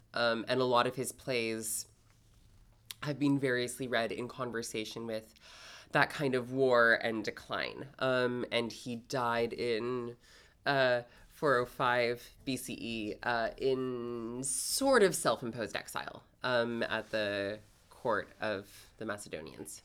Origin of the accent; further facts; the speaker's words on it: Toronto, Ontario, Canada; moved away as an adult; now in New York, United States; I'm originally from Canada. Uh, specifically, I grew up in Toronto